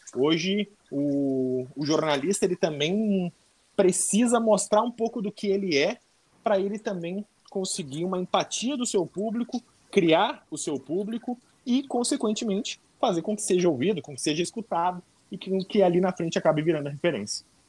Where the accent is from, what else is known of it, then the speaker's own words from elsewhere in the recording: Porto Alegre, Rio Grande do Sul, Brazil; Nascido e criado uh, em Porto Alegre, me criei, me mudei bastante